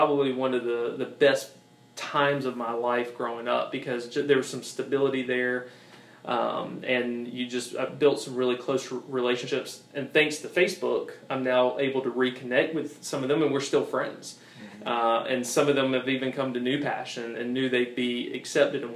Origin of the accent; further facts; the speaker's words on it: Augusta, Georgia, United States; I was raised in the Augusta, Georgia, CSRA area, so this has pretty much been the majority of my life